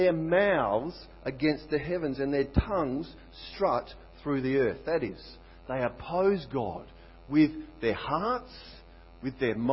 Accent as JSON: {"language": "English", "country": "Australia", "said": "I'm Aussie."}